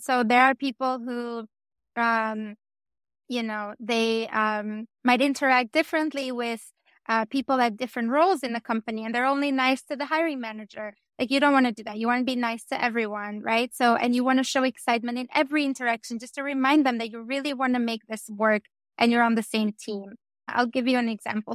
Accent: Albania; I come from Albania

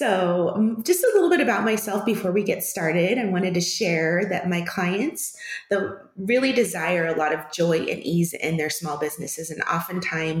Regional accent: California, United States; moved away as an adult; also born or lived in Washington; now in Phoenix, United States; I was born in California and lived in California for most of my childhood until I was in high school

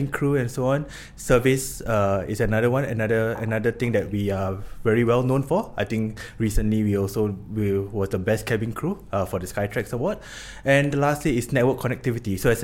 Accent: Singapore; moved away as an adult; also born or lived in Chennai, India; now in Copenhagen, Denmark; I'm from Singapore

